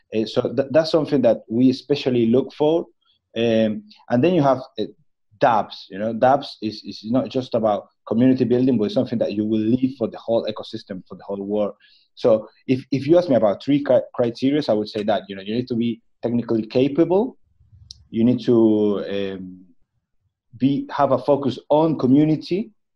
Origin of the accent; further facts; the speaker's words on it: Patagonia, Argentina; I'm actually from the Patagonia